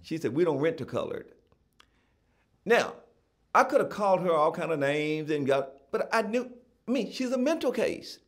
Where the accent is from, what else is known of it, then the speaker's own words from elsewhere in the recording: Gallatin, Tennessee, United States; I, I was born and raised in Gallatin, Tennessee